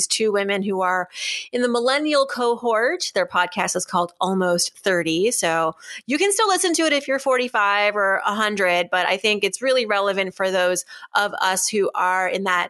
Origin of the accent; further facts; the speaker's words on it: Shrewsbury, Massachusetts, United States; We're both from Shrewsbury, Massachusetts. You know, I bounced around a lot growing up. My parents moved, but I spent a good chunk of my childhood in Shrewsbury, Massachusetts from about age 11 to 14, formative years, I'd say.